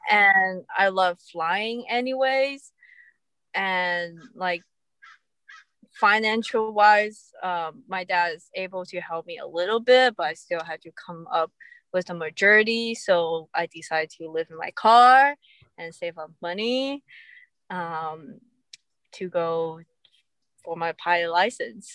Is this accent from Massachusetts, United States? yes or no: no; California, United States; I'm from California